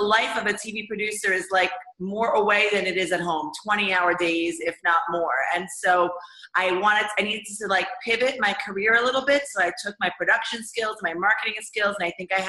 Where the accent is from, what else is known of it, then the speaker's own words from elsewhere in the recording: United States; moved away as an adult; now in Israel; I grew up in America.